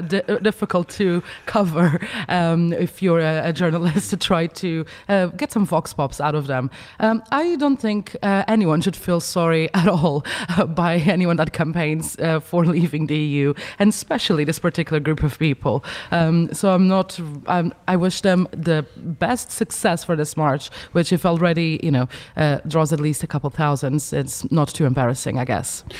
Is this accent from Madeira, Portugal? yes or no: yes; Funchal, Madeira, Portugal; in my hometown, you know, uh, in Funchal in Madeira